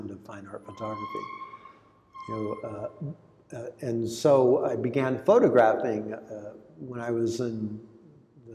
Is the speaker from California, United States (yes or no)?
yes; California, United States; first language Greek; English is a second language; also born or lived in Long Beach, California; I grew up in California only speaking Greek.